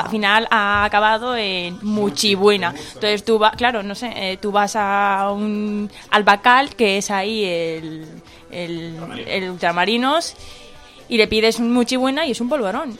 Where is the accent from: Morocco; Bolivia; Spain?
Morocco; Asilah, Tanger-Tetouan-Al Hoceima; yo soy de Asila, me he quedado en Asila